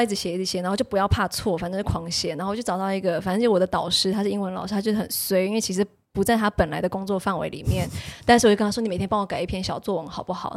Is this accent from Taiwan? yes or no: yes; Taiwan; moved away as an adult; also born or lived in United States; 我作为一个从小在台湾学英文的学生